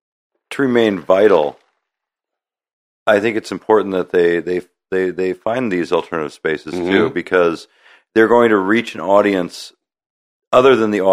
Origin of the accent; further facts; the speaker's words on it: Midwest, United States; I grew up in the Midwest.